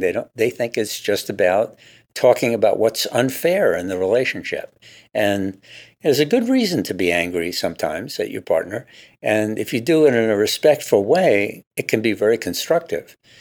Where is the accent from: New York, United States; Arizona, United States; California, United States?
New York, United States; now in Seattle, United States; I grew up in New York